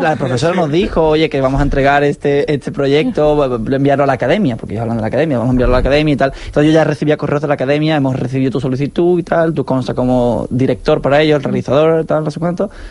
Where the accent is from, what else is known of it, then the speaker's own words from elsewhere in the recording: Seville, Andalusia, Spain; Andalucía, que es mi tierra, en Sevilla